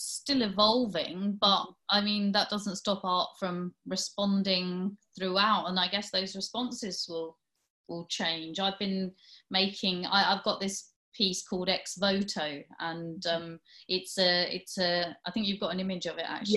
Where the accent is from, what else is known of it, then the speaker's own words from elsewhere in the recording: Hastings, South East England, United Kingdom; I grew up in Hastings